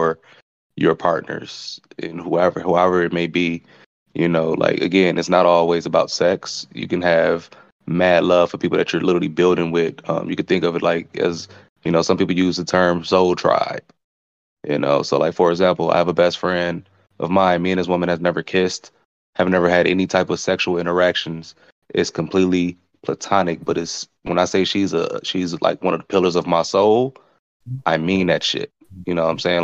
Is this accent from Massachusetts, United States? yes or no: no; Pontiac, Michigan, United States; I am from Michigan, Pontiac to be exact